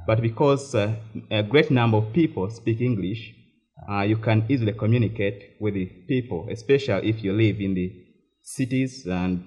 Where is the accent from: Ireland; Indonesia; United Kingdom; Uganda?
Uganda; moved away as an adult; now in United States